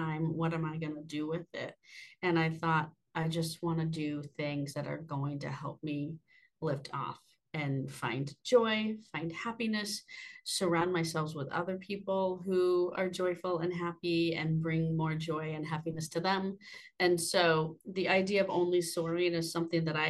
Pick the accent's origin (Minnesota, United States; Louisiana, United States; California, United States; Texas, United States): Texas, United States; Austin; moved away as an adult; now in Boone, United States; I am a Texas girl at heart. I grew up in Austin, Texas, and I moved to the mountains in 2019